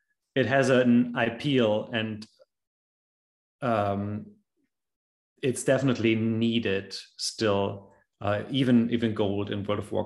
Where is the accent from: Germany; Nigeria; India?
Germany; also born or lived in China; I'm German, and I studied Chinese here in Germany